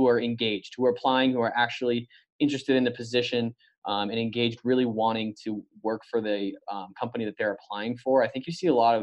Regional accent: Colorado, United States; Growing up in Colorado my whole life, grew up actually going to CU games.

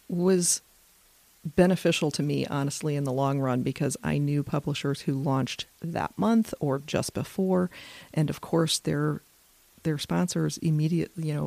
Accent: Michigan, United States; now in Virginia, United States; I'm originally from Michigan.

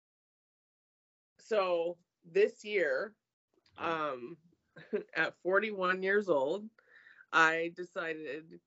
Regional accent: California, United States; I'm a California girl.

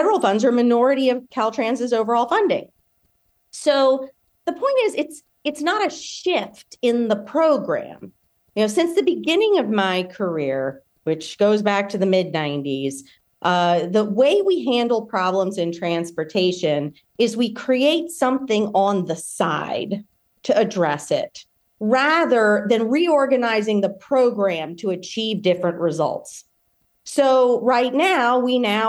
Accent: Louisiana, United States; my home state of Louisiana

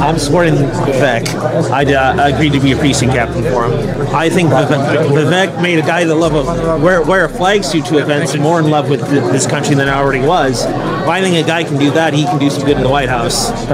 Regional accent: Cedar Rapids, Iowa, United States; this is my hometown of Cedar Rapids

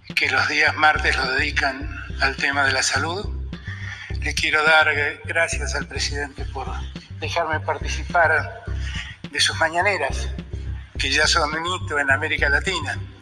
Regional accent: Argentina

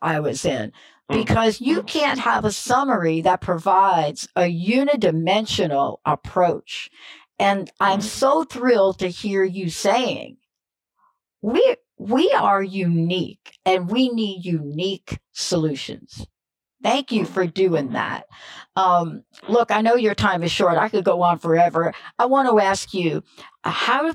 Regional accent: United States; also born or lived in New Jersey; now in Seattle, United States; I'm from New York. I know they're telling you I live in Seattle. Yeah, that's true. But I'm born and raised in New York and New Jersey

